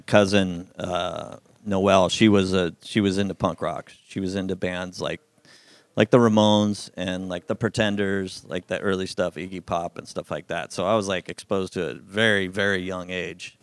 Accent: Simi Valley, California, United States; Simi Valley is where I grew up

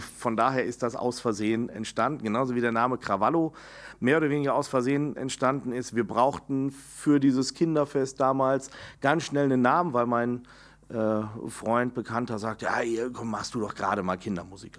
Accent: Enger, North Rhine-Westphalia, Germany; also born or lived in Bielefeld; Meine Heimatstadt, empfinde ich, ist dann enger, die Widukind-Stadt. Da, wo ich groß geworden

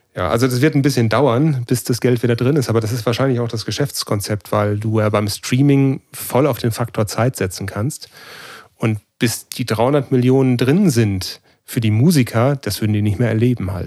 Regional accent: Cologne, North Rhine-Westphalia, Germany; das heißt Kölsch, da wo ich herkomme

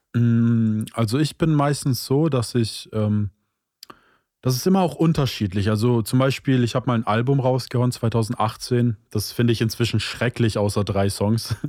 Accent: Stuttgart, Baden-Württemberg, Germany; bin 25 Jahre alt und komme aus Stuttgart

